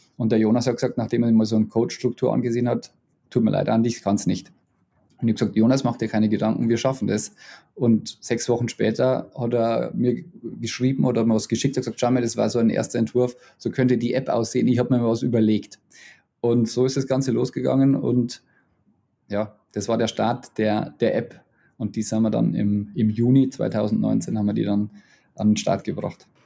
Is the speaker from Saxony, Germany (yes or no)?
no; Bavaria, Germany; accent: Bavarian; meinen bayerischen Akzent